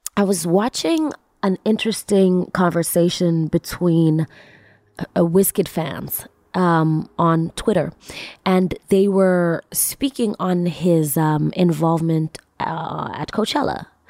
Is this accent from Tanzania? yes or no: yes; Tanzania; also born or lived in New York City; I'm from East Africa, Tanzania